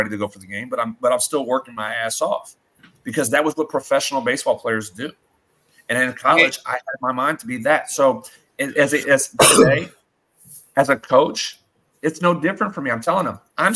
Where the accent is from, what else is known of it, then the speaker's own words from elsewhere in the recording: Louisiana, United States; moved away; I'm going to be in my home state.